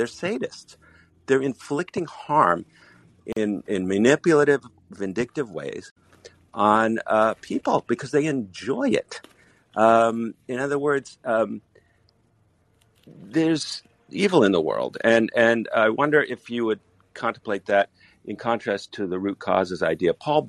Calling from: Israel; and I'm calling from Israel.

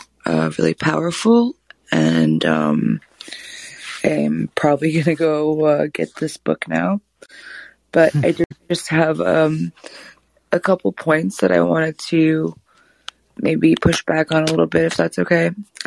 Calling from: Austin, Texas, United States; I'm calling from Austin.

